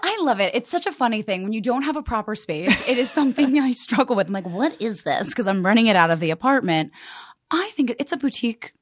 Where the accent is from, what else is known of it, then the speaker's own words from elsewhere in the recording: Westchester County, New York, United States; I grew up in Westchester County, um, so a suburb right outside of, um, yeah, New York City.